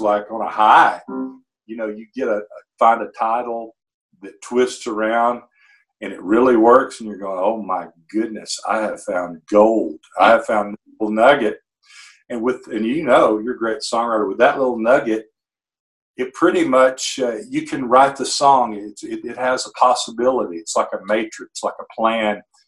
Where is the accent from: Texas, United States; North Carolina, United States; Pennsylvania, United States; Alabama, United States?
Alabama, United States; Muscle Shoals; here in my hometown, Muscle Shoals, Fame Recording Studios